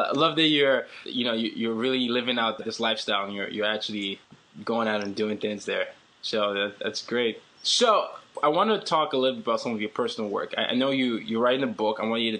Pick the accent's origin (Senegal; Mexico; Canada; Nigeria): Nigeria; I certainly don't sound like I'm supposed to sound because, you know, I'm Nigerian, but we have a different accent.